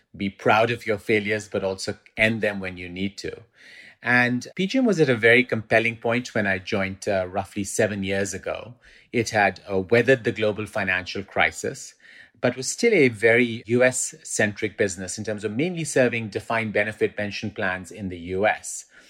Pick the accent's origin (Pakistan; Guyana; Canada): Pakistan; also born or lived in England; now in New York, United States; I spent about forty percent of my life growing up in Pakistan, then spent the next twenty percent in the U K, in England, and then I've been in New York since about